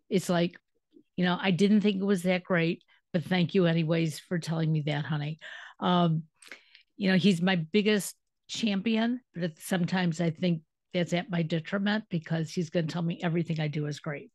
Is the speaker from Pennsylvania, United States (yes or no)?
no; Detroit, Michigan, United States; moved away as an adult; now in Cleveland, United States; I'm originally from Detroit